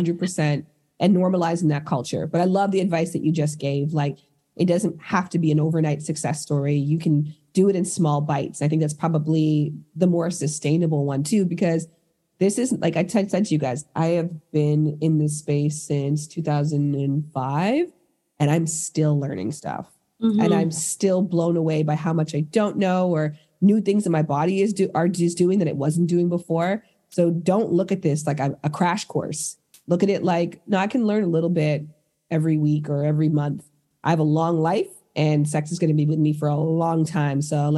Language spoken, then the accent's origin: English; Toronto, Ontario, Canada; now in Los Angeles, United States